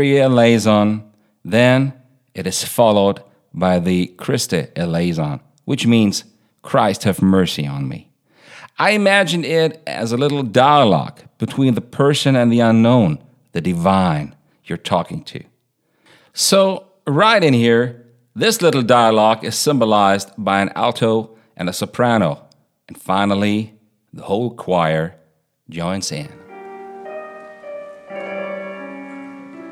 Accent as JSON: {"language": "English", "town": "Baunatal", "region": "Hesse", "country": "Germany", "tie": "born or raised there", "said": "our town"}